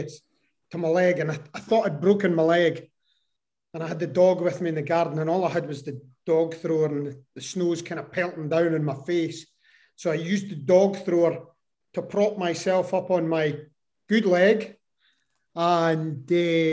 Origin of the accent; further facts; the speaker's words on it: Kirriemuir, Scotland, United Kingdom; also born or lived in France; born and bred in Kirriemuir